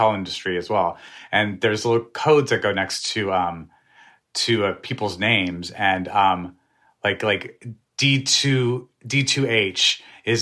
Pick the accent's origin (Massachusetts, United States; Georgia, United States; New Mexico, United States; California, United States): New Mexico, United States; I'm from New Mexico. We love the food we grew up eating